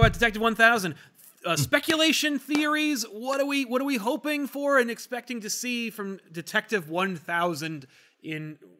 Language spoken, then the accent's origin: English; United States; as an American